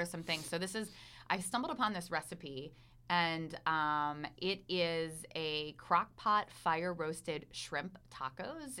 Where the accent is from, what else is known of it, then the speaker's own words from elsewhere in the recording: Pennsylvania, United States; now in Asheville, United States; I'm from Pennsylvania